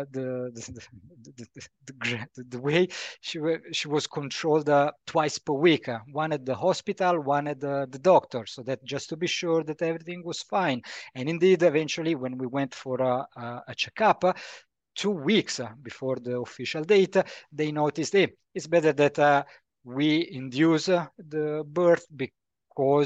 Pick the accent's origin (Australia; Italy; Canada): Italy; moved away as an adult; also born or lived in Rome / Bradford, United Kingdom; now in Germany; I come from Italy